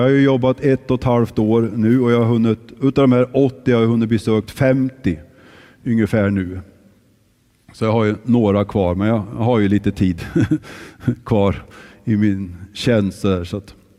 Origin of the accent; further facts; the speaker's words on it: Kristinehamn, Värmland, Sweden; moved away; när jag växte upp i Kristinehamn